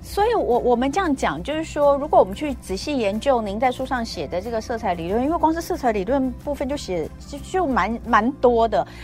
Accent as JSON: {"language": "Chinese", "country": "Taiwan", "said": "我们台湾人"}